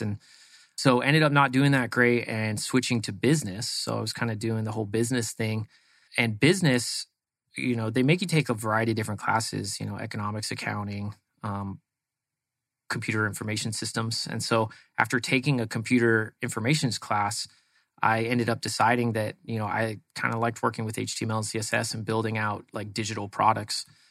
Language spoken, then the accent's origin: English; East Bay, San Francisco Bay Area, California, United States; moved away as an adult; now in Arizona, United States; Grew up in the East Bay of San Francisco, which is out kind of, uh, like Livermore, Dublin area.